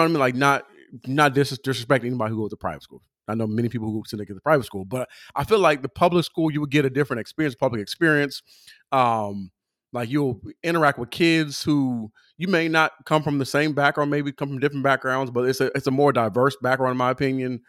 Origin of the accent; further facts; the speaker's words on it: Southern California, United States; I'm from Southern California